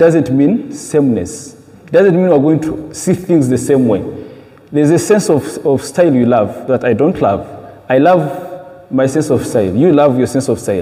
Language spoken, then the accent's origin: English; Uganda; moved away; I come from Uganda